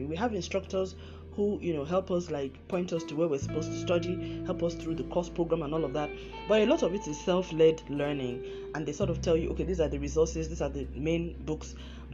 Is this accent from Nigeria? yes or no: yes; Nigeria; moved away; my home country, Nigeria